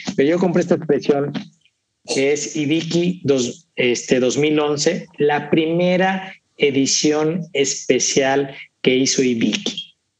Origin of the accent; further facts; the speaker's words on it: Mexico; yo como mexicano ingenuo